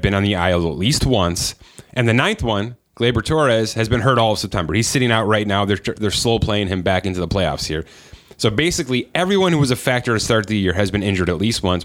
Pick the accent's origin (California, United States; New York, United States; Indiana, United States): New York, United States; Buffalo; We're from Buffalo